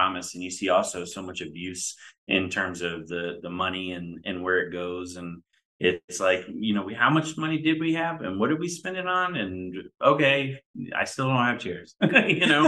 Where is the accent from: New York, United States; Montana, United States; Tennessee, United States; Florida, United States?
Florida, United States; Melbourne; I grew up in Melbourne, Florida, and all my friends were Patrick Air Force Base families